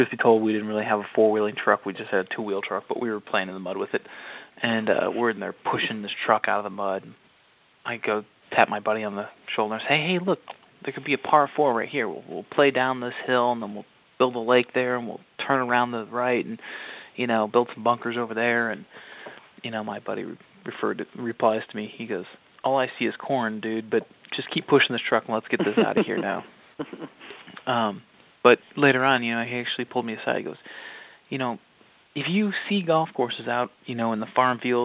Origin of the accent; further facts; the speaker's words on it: West Chicago, Illinois, United States; we grew up around St. Andrews Golf Club out in West Chicago, Illinois.